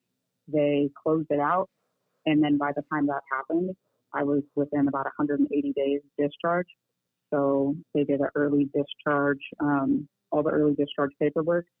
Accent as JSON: {"language": "English", "region": "California", "country": "United States", "moved": "as an adult", "lives_now": "Texas, United States", "said": "I'm originally from California. I moved out here because my support system was out here."}